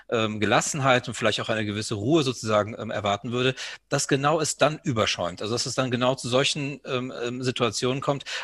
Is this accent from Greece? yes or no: yes; Greece; Und ich kann das ja als Grieche auch sagen, wenn Alexander der Große von plötzlich von anderen vereinnahmt wird, was dann einfach im Land los ist.